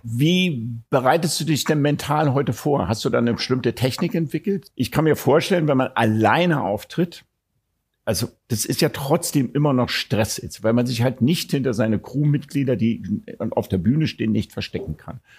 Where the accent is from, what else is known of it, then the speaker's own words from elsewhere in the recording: Berlin, Germany; Ich bin Deutscher, ich bin Berliner